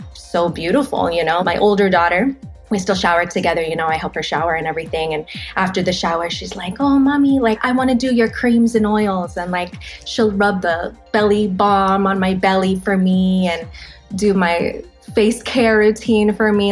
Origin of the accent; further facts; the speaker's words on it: Los Angeles, California, United States; I'm born and raised in Los Angeles.